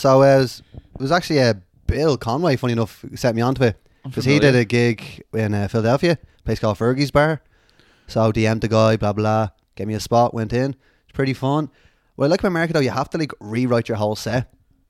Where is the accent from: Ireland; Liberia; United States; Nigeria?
Ireland; moved away; that's a funky accent. Where are you from? Oh, Ireland.